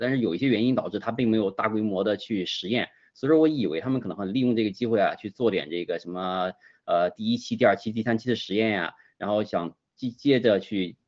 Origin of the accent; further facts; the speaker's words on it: China; 我家乡那边儿啊，离，离，离反正山东徐州，呃，不近也，但是也不太远